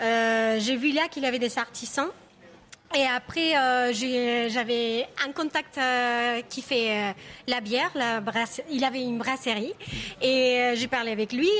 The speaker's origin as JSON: {"language": "French", "country": "Argentina", "second_language": "French", "moved": "yes", "lives_now": "France", "said": "je viens d'Argentine"}